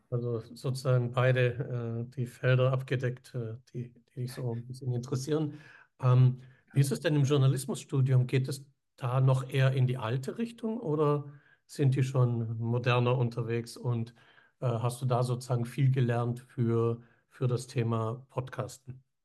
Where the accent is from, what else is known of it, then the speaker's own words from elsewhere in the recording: Villingen-Schwenningen, Baden-Württemberg, Germany; wir kommen ja aus dem Süden da. Schwenning, ja, Eishockeystadt.